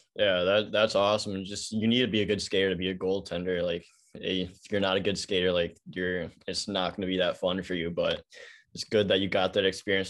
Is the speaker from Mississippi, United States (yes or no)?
no; Illinois, United States; I'm also from Illinois